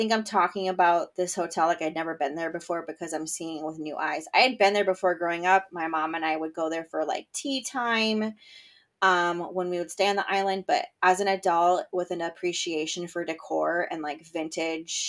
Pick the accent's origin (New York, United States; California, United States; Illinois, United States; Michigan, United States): Michigan, United States; growing up in Michigan